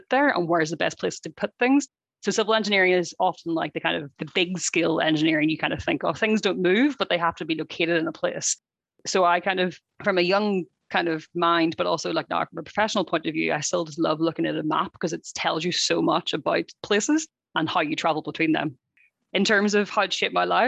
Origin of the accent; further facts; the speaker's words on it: Ireland; I come from Ireland, which is a small island